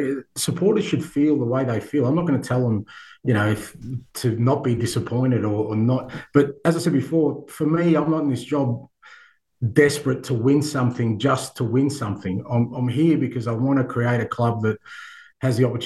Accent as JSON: {"language": "English", "country": "Australia", "tie": "born or raised there", "said": "I grew up in Australia where we love sport"}